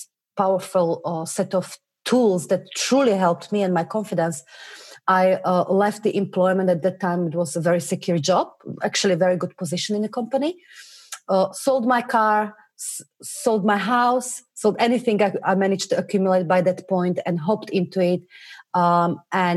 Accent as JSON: {"language": "English", "country": "Slovakia", "moved": "as an adult", "lives_now": "England, United Kingdom", "said": "I come originally from Slovakia, tiny little country near Germany. And I moved to England when I was 19"}